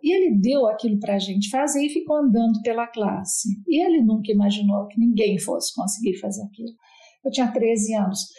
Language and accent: Portuguese; Paraguaçu Paulista, São Paulo, Brazil; moved away as an adult; also born or lived in Marília / Utrecht, Netherlands; now in Netherlands; eu sou uma caipira legítima. Nasci em Paraguaçu Paulista